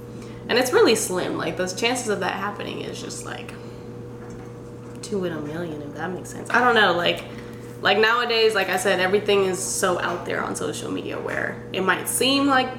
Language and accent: English; Mexico; also born or lived in San Diego, California; now in Texas, United States; I'm from Mexico.